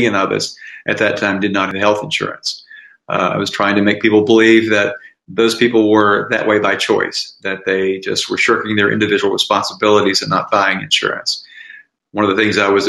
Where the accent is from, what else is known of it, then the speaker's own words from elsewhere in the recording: Tennessee, United States; now in Philadelphia, United States; I grew up in Tennessee. Now I live in Philadelphia